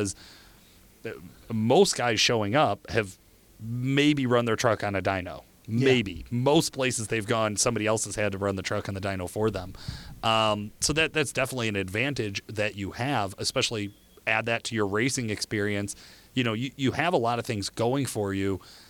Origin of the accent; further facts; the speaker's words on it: Midwest, United States; we're from the Midwest.